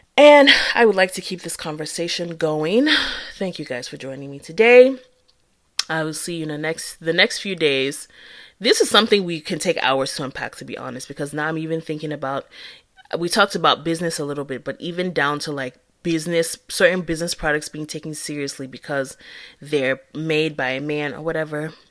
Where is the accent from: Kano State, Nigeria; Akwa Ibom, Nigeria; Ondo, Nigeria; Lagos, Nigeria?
Akwa Ibom, Nigeria; accent: Nigerian English; moved away as an adult; now in United States; I'm from Acquire Boom. Well, my dad is, so I'm half from Acquire Boom